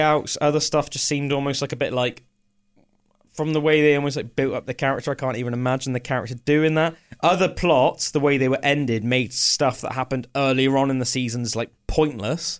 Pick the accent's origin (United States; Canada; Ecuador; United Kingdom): United Kingdom; England; as an Englishman